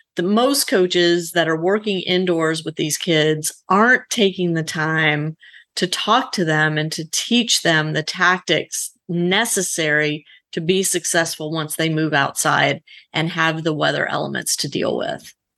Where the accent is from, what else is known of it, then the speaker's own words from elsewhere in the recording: Louisiana, United States; I grew up in Louisiana